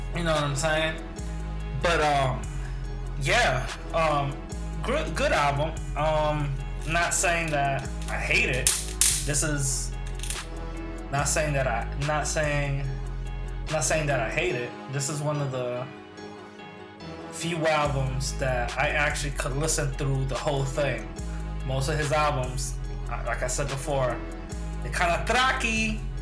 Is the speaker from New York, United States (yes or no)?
yes; New York, United States; my hometown in New York